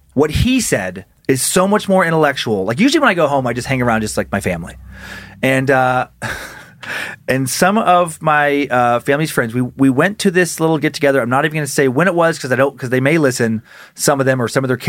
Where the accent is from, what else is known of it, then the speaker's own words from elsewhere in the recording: Riggins, Idaho, United States; moved away; my hometown